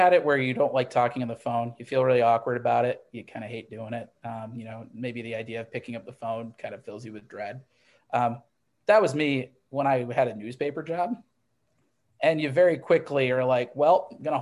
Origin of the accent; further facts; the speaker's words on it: Midwest, United States; I grew up in the Midwest